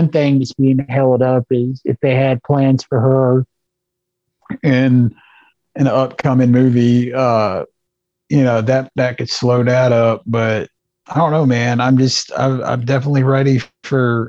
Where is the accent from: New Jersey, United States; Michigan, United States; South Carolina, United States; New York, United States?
South Carolina, United States; also born or lived in North Augusta, South Carolina; even though I'm from South Carolina, I live like basically on the river. Like I live in North Augusta